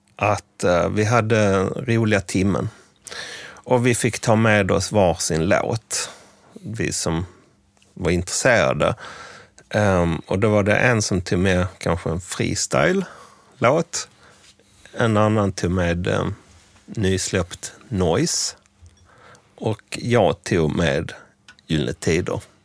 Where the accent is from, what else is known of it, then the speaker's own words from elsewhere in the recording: Scania countryside, Skåne, Sweden; i den by på den skånska landsbygden där jag växte upp